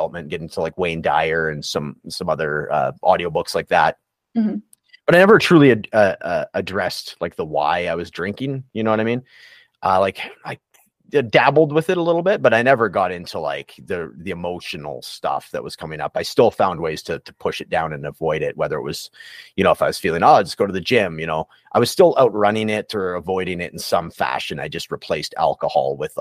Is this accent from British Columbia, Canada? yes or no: yes; Prince George, British Columbia, Canada; accent: Canadian; moved away; also born or lived in Edmonton; it's my hometown, the Prince George